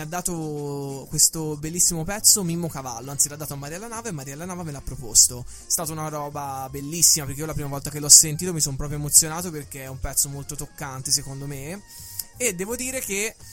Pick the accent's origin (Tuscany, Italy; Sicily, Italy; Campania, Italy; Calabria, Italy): Tuscany, Italy; Pisa; accent: toscanaccio; also born or lived in Lucca; Io sono nato a Lucca, ho sempre vissuto a Pisa, dove ho anche studiato